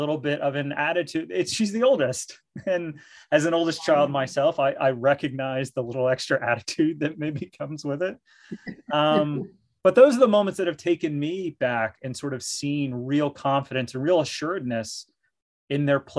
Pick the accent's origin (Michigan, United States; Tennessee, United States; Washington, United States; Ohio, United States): Ohio, United States; Mount Vernon; I grew up in Mount Vernon, so rural Ohio